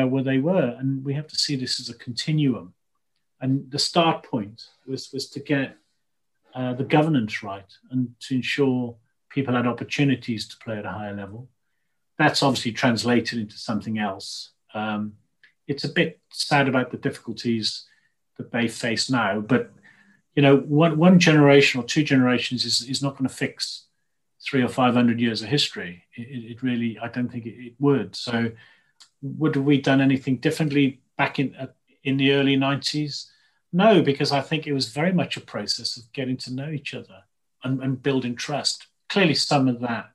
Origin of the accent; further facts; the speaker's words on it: Llanrumney, Wales, United Kingdom; moved away; also born or lived in Swansea / Warwick; I came from Llanrhymdrin, and my sort of catchphrase would be, you can take the boy out of Llanrhymdrin, but you can't take the Llanrhymdrin out of the boy